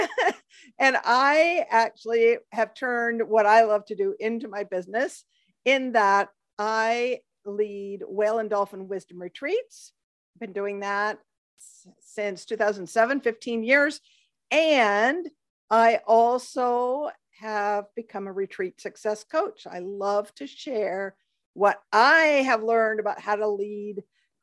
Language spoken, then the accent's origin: English; Pacific Northwest, United States; moved away as an adult; now in Panama; I grew up in the Pacific Northwest on the water, boating with my family, watching orca whales.